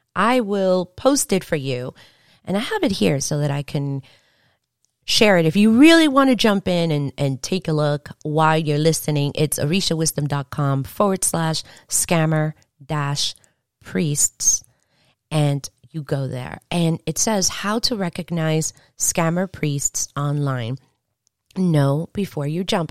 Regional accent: Venezuela; moved away; I was born in Venezuela

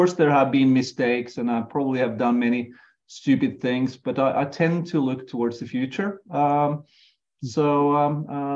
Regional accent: Norway; first language Norwegian; English is a second language; also born or lived in Finland; now in Helsinki, Finland; I was born in Finland, but grew up in Norway. So I had a Finnish passport, Norwegian mother tongue

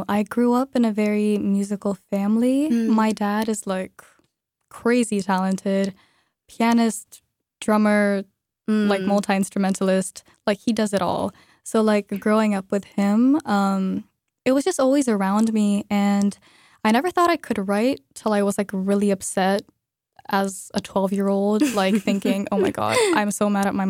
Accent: Moscow, Russia; moved away as an adult; as you just said. And yeah, I am from Moscow, Russia, in my freshman year of college. I moved in with Bella.

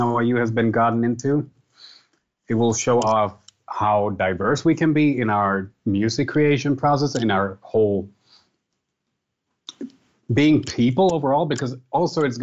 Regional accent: Hässleholm, Skåne, Sweden; metal band in Hasselholm, my hometown

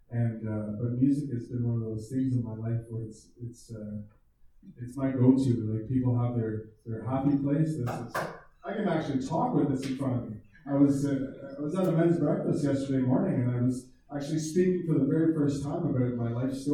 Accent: outside of Toronto, Ontario, Canada; I grew up in a, in a small town outside in, uh, in Ontario, outside of Toronto. And, uh, we were definitely not a religious family at all.

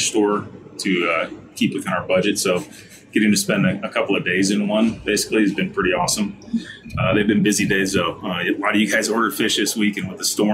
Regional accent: Minnesota, United States; now in Sheridan, United States; I'm from Minnesota

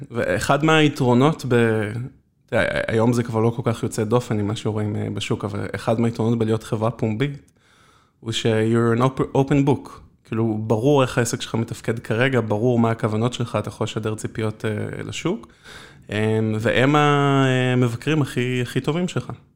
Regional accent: Israel

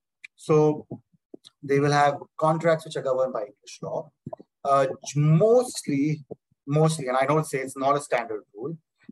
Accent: India; moved away as an adult; also born or lived in Singapore; now in Dubai, United Arab Emirates; you're firstly an Indian lawyer, right?

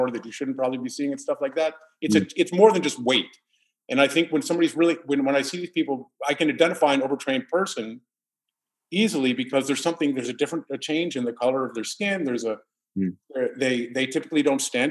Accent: New York City, New York, United States; I grew up in New York City

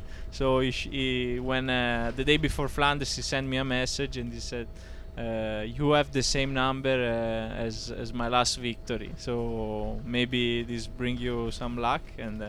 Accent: Tuscany, Italy; English is a second language; I come from Tuscany

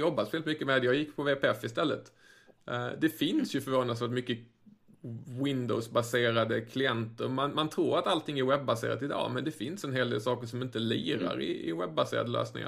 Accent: Sweden; som svensk

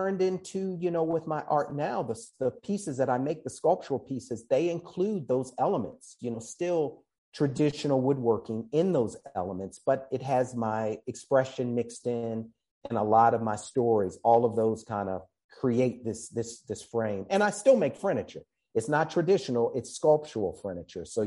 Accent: Baltimore, Maryland, United States; now in San Francisco, United States; I grew up in Baltimore, Maryland

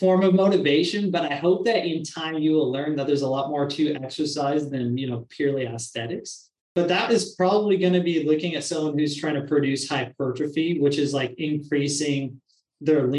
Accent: Washington, United States; moved away as an adult; now in Phoenix, United States; I'm from Washington State

